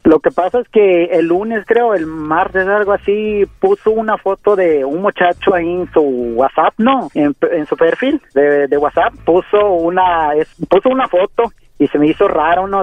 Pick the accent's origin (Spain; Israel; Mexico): Mexico; Mexico City; also born or lived in Oaxaca; yo soy de Oaxaca, pero eh, todo el tiempo me la he pasado en la Ciudad de México. En Ciudad de México crecí más que nada